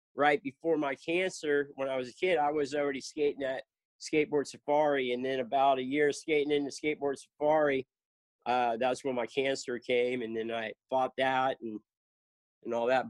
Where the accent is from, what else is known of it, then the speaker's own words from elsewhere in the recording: Lake Worth, Florida, United States; moved away as an adult; also born or lived in South Carolina / Jacksonville, Florida; now in Cocoa Beach, United States; I grew up in in South Florida, Lake Worth